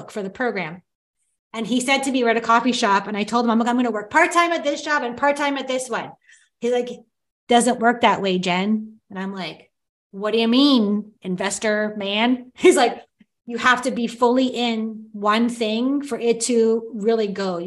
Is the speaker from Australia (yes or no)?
no; Timmins, Ontario, Canada; I was born in Timmins, Ontario